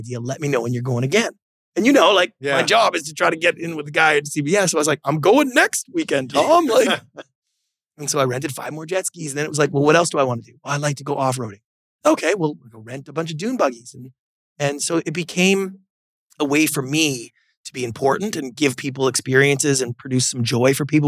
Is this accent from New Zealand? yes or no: no; Victoria, British Columbia, Canada; moved away as an adult; now in Los Angeles, United States; growing up in Canada